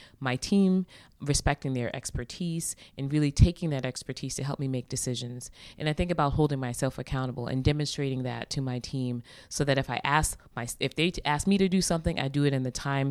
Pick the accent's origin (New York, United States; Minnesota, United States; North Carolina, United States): New York, United States; Long Island; now in Boston, United States; She and my father really created an amazing home for us as a family growing up in Long Island, New York